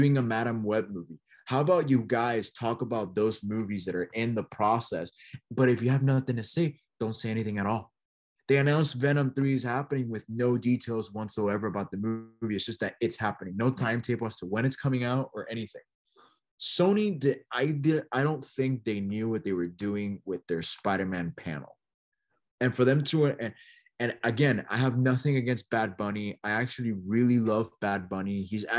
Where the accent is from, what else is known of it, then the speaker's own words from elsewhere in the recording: San Juan, Puerto Rico; born there; I am a proud Puerto Rican, right? I am, you know, I'm from San Juan. You know, I'm born, not raised, but I do have a lot of Puerto Rican Hispanic heritage.